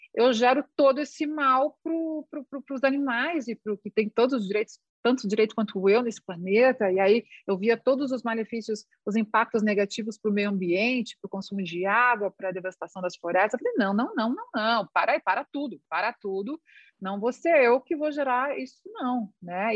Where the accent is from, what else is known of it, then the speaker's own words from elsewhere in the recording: Santa Catarina, Brazil; a minha família é gaúcha, mas eu nasci em Santa Catarina